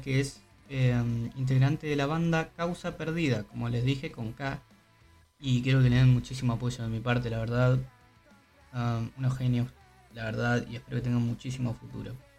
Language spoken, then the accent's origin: Spanish; Uruguay; acá como uruguayo